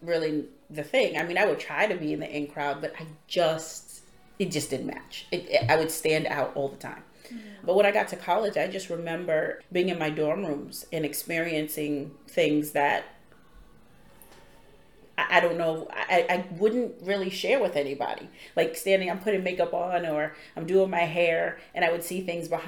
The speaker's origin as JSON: {"language": "English", "town": "Boston", "region": "Massachusetts", "country": "United States", "tie": "born or raised there", "also_born_or_lived": "Roxbury", "said": "I grew up in Dorchester"}